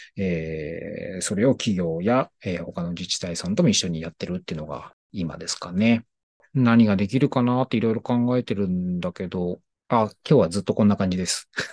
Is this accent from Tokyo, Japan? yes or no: yes; Tokyo, Japan; 地元が東京の高円寺